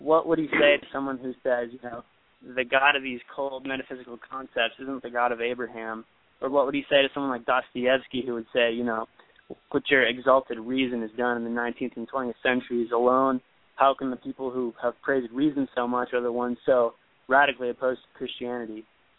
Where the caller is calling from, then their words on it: Cascade, California, United States; I'm calling from Cascade, California.